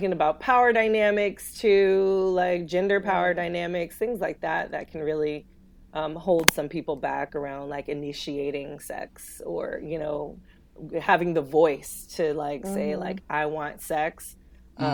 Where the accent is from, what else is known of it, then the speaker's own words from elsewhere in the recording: California, United States; now in the South, United States; I grew up in California